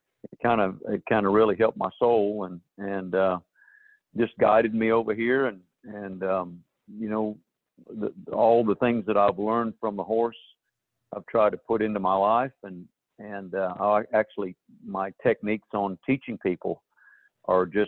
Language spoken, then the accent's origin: English; Australia; moved away as an adult; now in United States; I was born in the States, and I went to Australia when I was just about 18 months old. I came back when I was 18